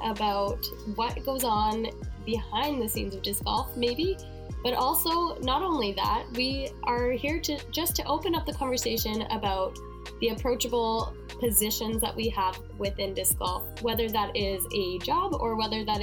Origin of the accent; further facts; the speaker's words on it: Salmon Arm, British Columbia, Canada; now in Calgary, Canada; I am from Salmon Arm, BC in Canada. But currently I'm living in Calgary, Alberta